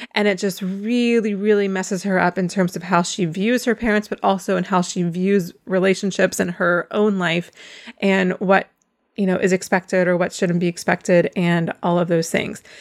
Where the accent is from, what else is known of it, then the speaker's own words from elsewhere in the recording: North Carolina, United States; I am from North Carolina